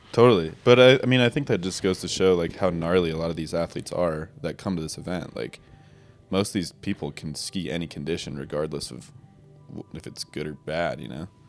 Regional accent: Jackson, Wyoming, United States; also born or lived in Driggs, Idaho; I grew up here in Jackson Hole, Wyoming. Uh, born and raised

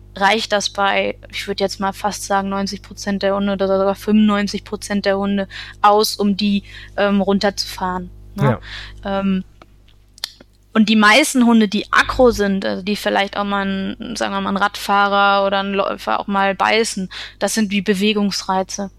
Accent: Essen, North Rhine-Westphalia, Germany; now in Münsterland, Germany; ich komme ursprünglich aus Essen

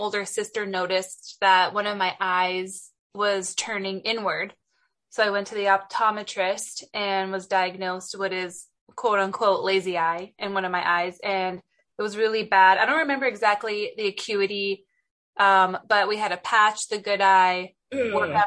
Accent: San Diego, California, United States; growing up in Southern California, San Diego was amazing.

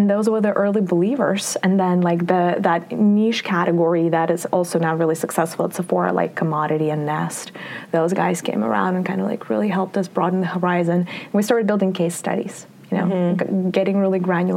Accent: Russia; moved away; I grew up in the Soviet Union / Russia

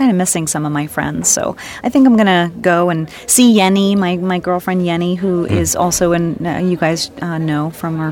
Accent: United States; accent: American; I'm American

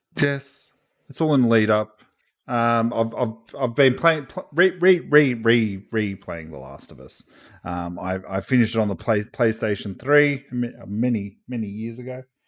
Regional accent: Australia; I'm from Australia

